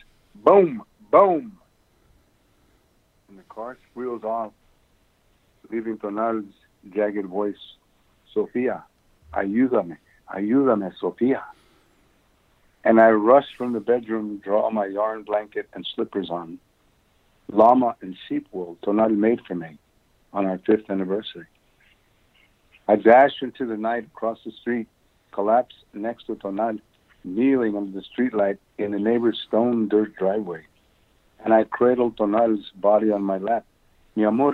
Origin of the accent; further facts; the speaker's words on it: United States; As an American who's been here for 500 years